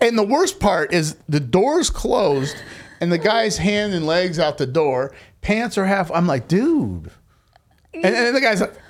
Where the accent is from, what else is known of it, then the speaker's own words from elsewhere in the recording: United States; growing up in America